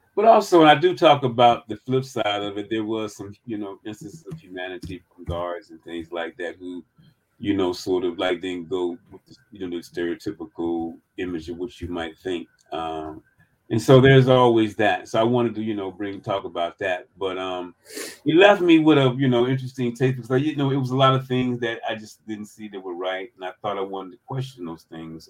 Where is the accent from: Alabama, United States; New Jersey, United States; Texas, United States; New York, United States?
Alabama, United States; Birmingham; moved away; also born or lived in Maryland; I grew up in Birmingham, Alabama